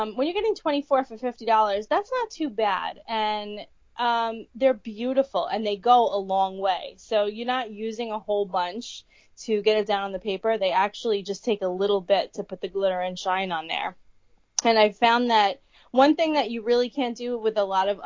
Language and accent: English; New York, United States; we're from New York